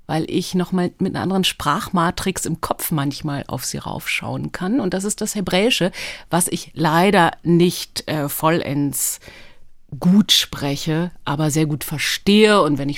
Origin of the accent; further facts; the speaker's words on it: Tel Aviv, Tel Aviv District, Israel; born there; ich bin in Israel geboren. Stimmt, um genau zu sein in Tel Aviv.